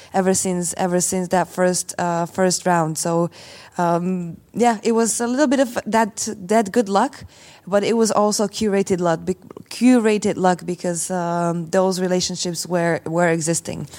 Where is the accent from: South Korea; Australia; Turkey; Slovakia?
Slovakia; I come from Slovakia